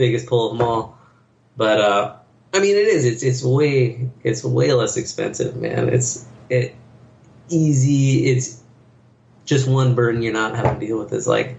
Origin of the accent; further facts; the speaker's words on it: California, United States; Growing up in California, like, sounds like it's this big, crazy, faraway place.